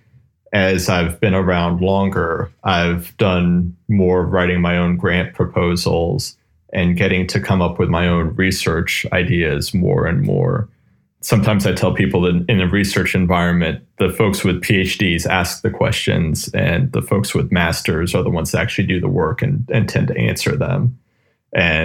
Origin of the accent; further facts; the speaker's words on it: Raleigh, North Carolina, United States; also born or lived in Asheville, North Carolina; I grew up down in Raleigh, North Carolina